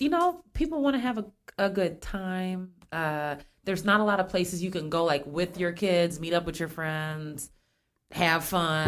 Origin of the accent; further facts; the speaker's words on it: Springfield, United States; I grew up here in Springfield